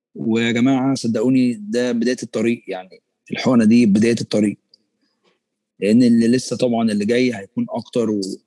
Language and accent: Arabic; Egypt; احنا كمصريين